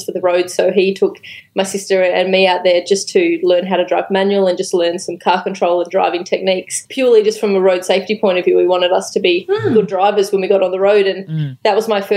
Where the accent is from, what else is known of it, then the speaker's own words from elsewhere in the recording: Sydney, New South Wales, Australia; moved away as an adult; now in Melbourne, Australia; I grew up in Sydney